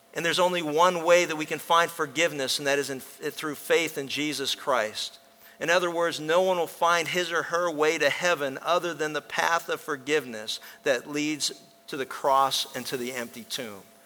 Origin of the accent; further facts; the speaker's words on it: Pennsylvania, United States; When I was a kid growing up in Pennsylvania